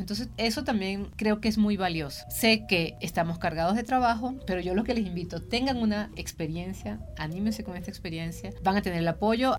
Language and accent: Spanish; Venezuela; soy venezolana